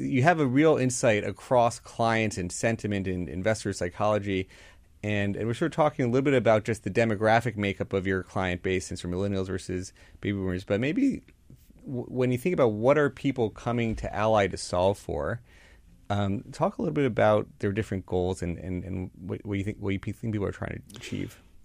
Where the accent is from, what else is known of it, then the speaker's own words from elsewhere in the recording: Florida, United States; moved away; I grew up down in Florida